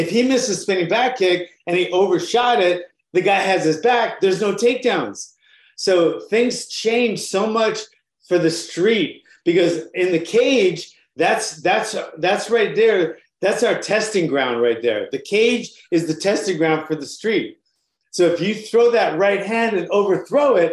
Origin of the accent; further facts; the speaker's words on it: Honolulu, Hawaii, United States; I got started in Honolulu, Hawaii. I'm from Honolulu, Hawaii.